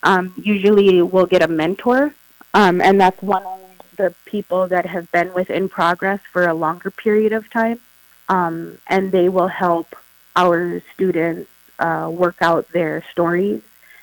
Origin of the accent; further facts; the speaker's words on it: San Antonio, Texas, United States; born there; now in Crookston, United States; So originally, I was born in San Antonio, Texas. I lived there till summer of 95. And then in 95, that summer, we moved up here to Crookston, Minnesota.